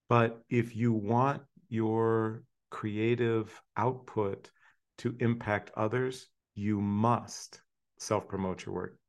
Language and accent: English; Hershey, Pennsylvania, United States; when I was 10 years old, moved to Hershey. So I was growing up in Hershey, Pennsylvania